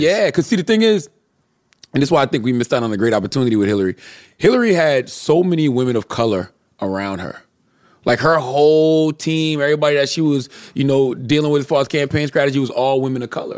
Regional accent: Moncks Corner, South Carolina, United States; I'm from Monk's Corner, South Carolina

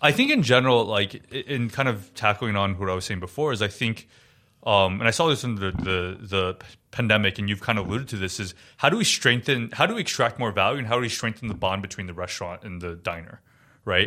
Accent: Taiwan; now in New York, United States; I grew up in Taiwan, also, and really great food and restaurant culture there

